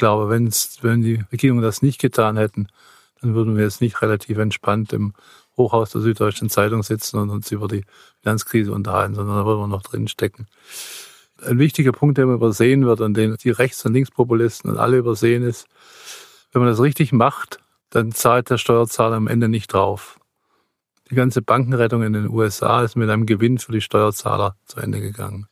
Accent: Swabia, Germany; ich bin geborener Schwabe

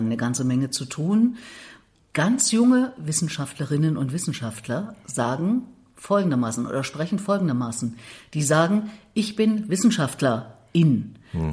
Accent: Thuringia, Germany; moved away as an adult; now in Berlin, Germany; ich bin Thüringerin bin mit 18 aus dem Haus nach mhm. Berlin

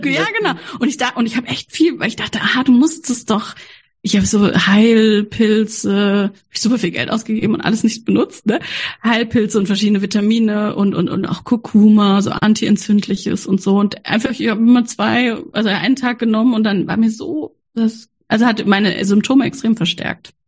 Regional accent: Freiburg, Baden-Württemberg, Germany; ich bin ja in Freiburg aufgewachsen, die Hochburg der Ökomenschen

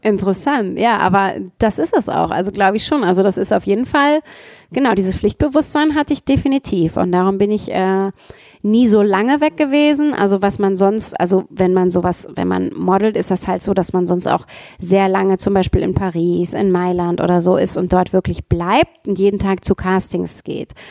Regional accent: Ruhr area, North Rhine-Westphalia, Germany; Ich komme auch aus dem Ruhrgebiet

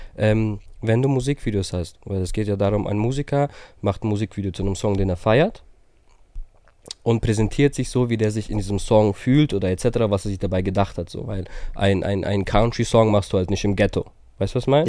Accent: Herzogenaurach, Bavaria, Germany; aus Herzogenaurach

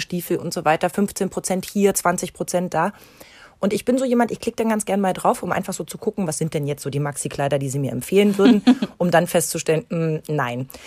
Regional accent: East Germany, Germany; ich bin ja noch gebürtig aus der DDR.

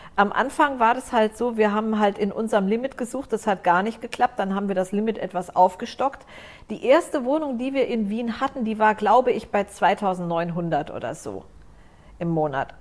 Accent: Frankfurt, Hesse, Germany; moved away as an adult; also born or lived in Lower Rhine, Germany / Vienna, Austria; now in Cyprus; Da bin ich aufgewachsen und Frankfurt.

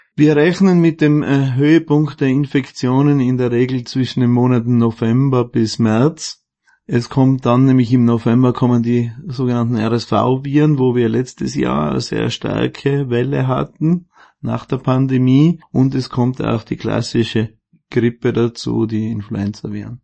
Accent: Außerfern, Tyrol, Austria; Ich komme aus dem Außerfern

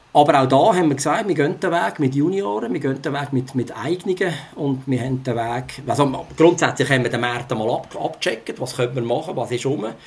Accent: Switzerland; bei uns in der Schweiz

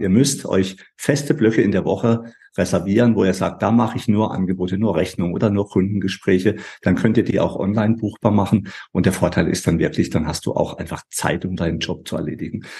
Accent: Baden-Württemberg, Germany; bei uns in Baden-Württemberg

